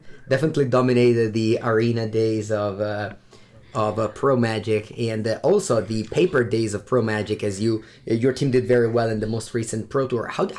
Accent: Italy; Hello everybody, and welcome to episode 30 of Competitive Magic with the Karnies.

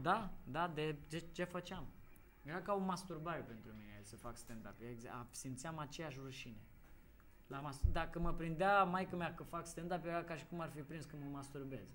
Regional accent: Moldavia, Romania; ca moldovean

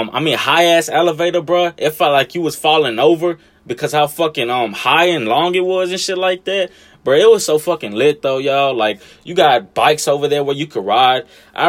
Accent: Los Angeles, California, United States; now in Memphis, United States; Like, Memphis, I've been here fucking most of my life, and I ain't even from here. I'm from Cali, goddammit. L.A. and shit.

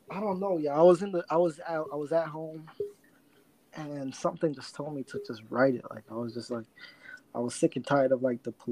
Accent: Toronto, Ontario, Canada; a lot of my fans say like I don't even sound like I'm from Toronto though.

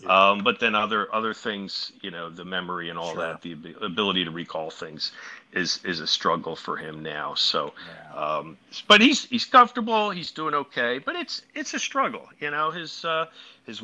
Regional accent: Philadelphia, Pennsylvania, United States

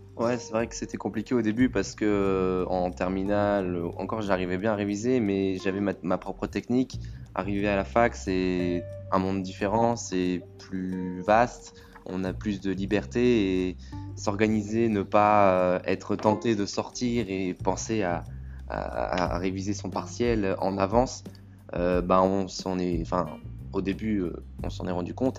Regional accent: Blois, Centre-Val de Loire, France; je sors d'un bac ST2S et je viens de Blois, du lycée La Providence

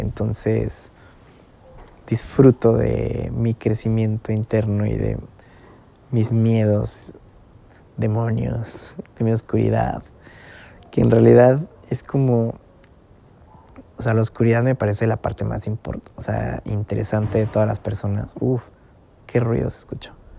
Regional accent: San Juan del Río, Querétaro, Mexico; moved away; yo soy de Querétaro, eh, y crecí en San Juan del Río

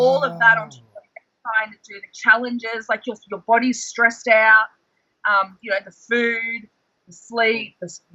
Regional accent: North Queensland, Australia; Where we're from, I'm from North Queensland, so we get cyclones

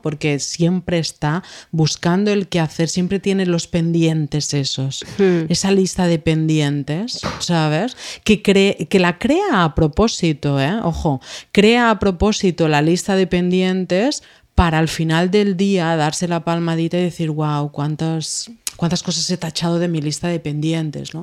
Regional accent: Menorca, Balearic Islands, Spain; De Menorca

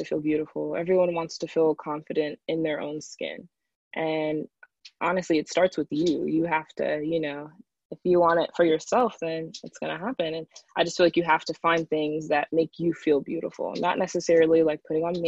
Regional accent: Northern Virginia, United States; also born or lived in Augusta; I was born in Augusta, raised in Northern Virginia

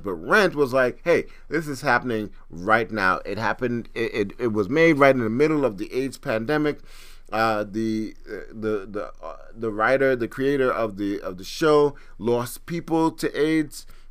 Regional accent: Trinidad & Tobago; I'm from Trinidad

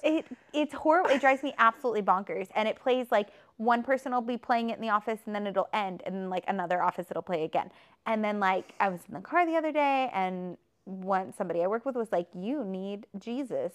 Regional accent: Texas, United States; I was brought up in Texas in a religious area

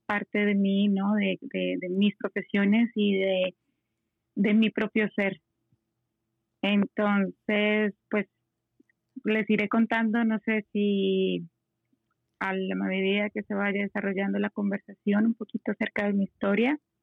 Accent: Colombia; yo soy eh, colombiana

